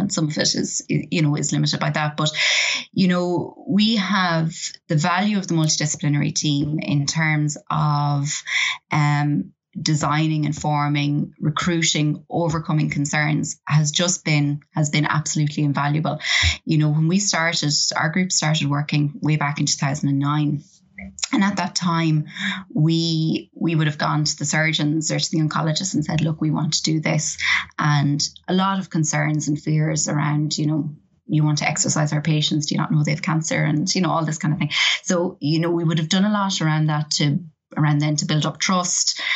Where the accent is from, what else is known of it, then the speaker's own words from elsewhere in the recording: Ireland; I, am very Irish